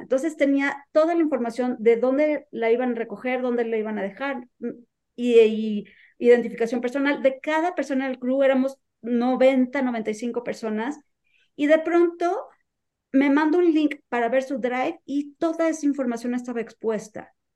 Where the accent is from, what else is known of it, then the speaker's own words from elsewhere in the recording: Mexico; en mi experiencia como mexicana